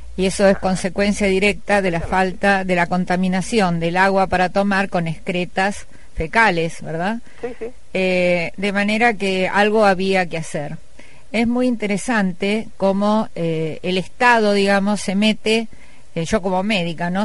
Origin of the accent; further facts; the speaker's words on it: Cañada de Gómez, Santa Fe, Argentina; Yo vengo de una comunidad de Cañada de Gómez